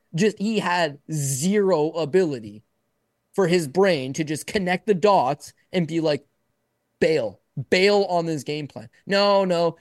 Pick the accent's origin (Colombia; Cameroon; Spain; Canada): Canada; I'm born in Canada. My parents are born in Canada. I'm Canadian